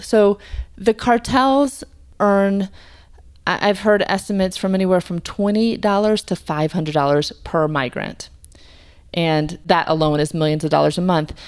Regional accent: United States; as an American

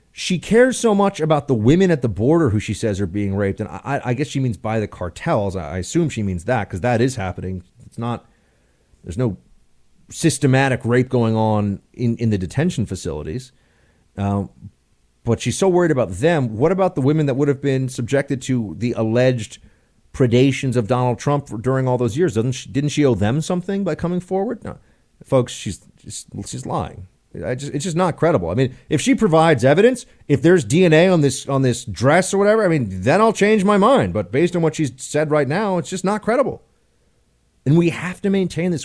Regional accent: United States; an American

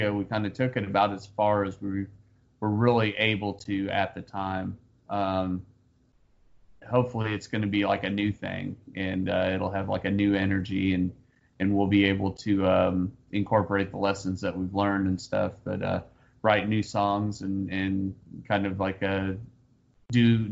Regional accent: Kansas City, Missouri, United States; I grew up in Kansas City

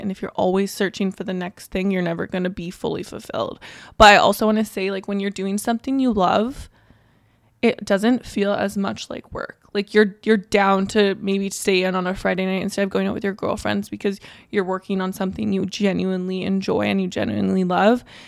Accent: Canada; we're Canadian

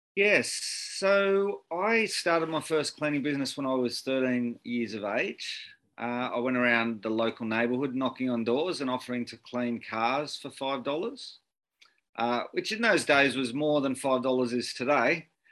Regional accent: Sydney, New South Wales, Australia; I, I grew up in Beecroft in uh, Sydney's um, norwest.

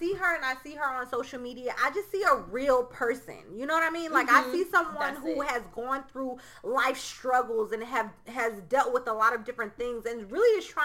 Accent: Mount Vernon, New York, United States; I'm from Mount Vernon

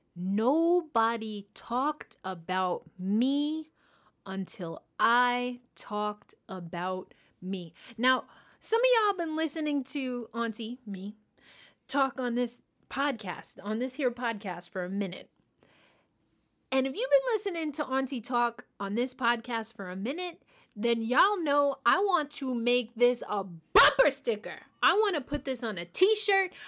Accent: New York, United States; I'm from New York

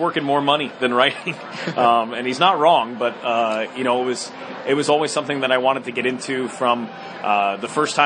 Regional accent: Bergen County, New Jersey, United States; growing up in Bergen County, New Jersey, it's a great place

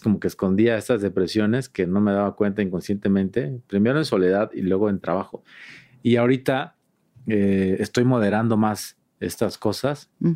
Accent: Juchitán de Zaragoza, Oaxaca, Mexico; moved away; era Juchitán de Zaragoza, que es donde yo nací, que es el istmo de Tehuantepec.

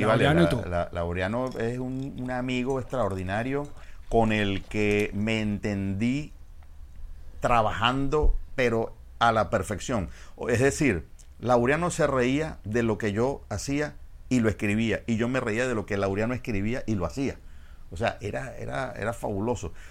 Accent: Venezuela; yo soy de Venezuela

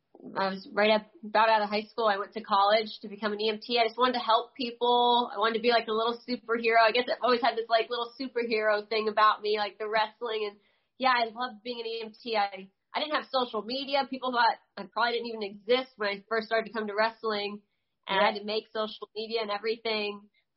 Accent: New Jersey, United States; born there; I was born in Jersey. Mom and dad are from Jersey.

